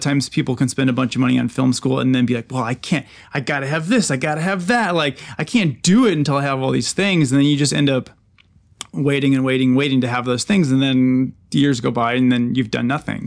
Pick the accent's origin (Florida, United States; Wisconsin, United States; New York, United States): Wisconsin, United States; Eau Claire; I'm from Eau Claire, Wisconsin